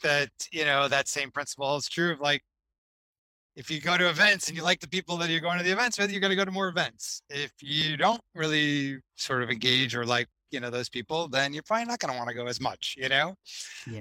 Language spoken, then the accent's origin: English; Boston, Massachusetts, United States; also born or lived in Miami; now in Boston, United States; I'm originally from Boston, but had come back up here after you know 20 years away